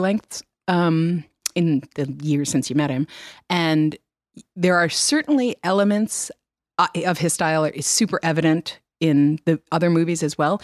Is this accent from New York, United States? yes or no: yes; New York, United States; now in West Coast, United States; I grew up in New York.